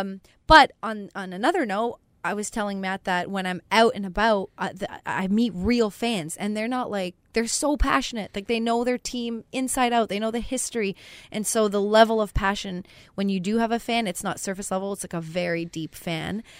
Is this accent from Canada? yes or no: yes; Canada; moved away; I'm Canadian, and I'd never been to Winnipeg